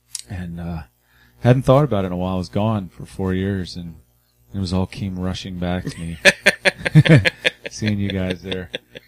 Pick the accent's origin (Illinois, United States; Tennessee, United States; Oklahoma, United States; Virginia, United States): Virginia, United States; Richmond; also born or lived in New York; I grew up in Church Hill